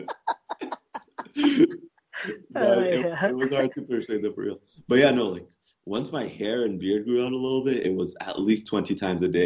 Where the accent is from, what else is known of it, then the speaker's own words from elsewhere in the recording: Egypt; also born or lived in Canada; I met another Egyptian